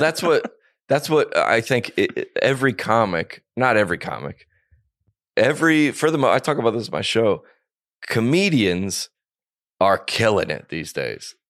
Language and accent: English; the South, United States; I grew up homeschooled Christian in the South and son of a pastor